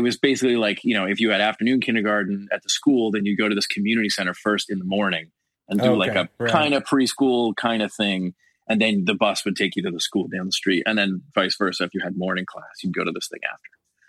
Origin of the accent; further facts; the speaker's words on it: Richmond Hill, Ontario, Canada; So Scott and John and I grew up in Richmond Hill, and then Paul grew up in Brampton, which same thing, like isn't far.